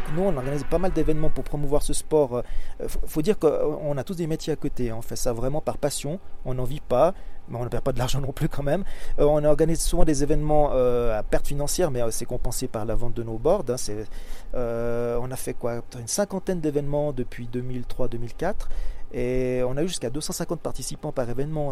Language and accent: French; Switzerland; je suis suisse